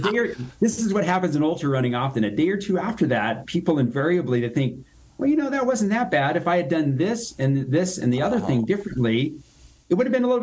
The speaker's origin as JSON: {"language": "English", "town": "Reno", "region": "Nevada", "country": "United States", "tie": "born or raised there", "said": "my hometown here, Reno, Nevada"}